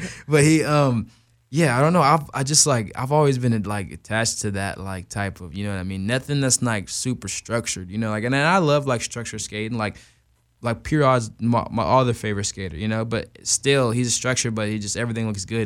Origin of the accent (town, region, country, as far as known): Tucson, Arizona, United States; born or raised there; also born or lived in Glendale, Arizona / Macon, Georgia